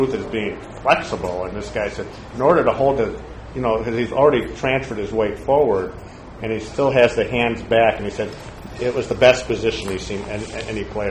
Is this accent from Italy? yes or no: no; Chicago, Illinois, United States; I'm from Chicago